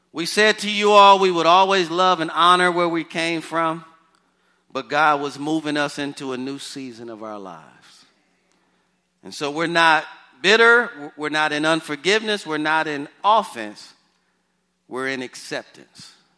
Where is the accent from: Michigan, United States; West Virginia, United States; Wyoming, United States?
Michigan, United States; Detroit; moved away; The house I grew up in in Detroit, Michigan, the address was 4331 Waverly